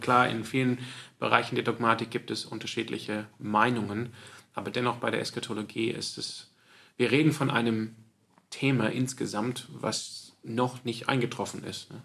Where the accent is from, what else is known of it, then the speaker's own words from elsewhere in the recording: Sydney, New South Wales, Australia; now in Freiburg, Germany; ich bin auch aufgewachsen in der Kirche, in der Gemeinde, ähm, aber auch so in der anglikanischen Gemeinde in, in, in, Sydney